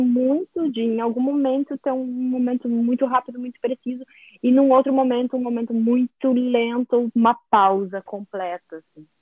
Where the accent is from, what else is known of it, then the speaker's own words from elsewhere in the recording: Brazil; Eu sou do Brasil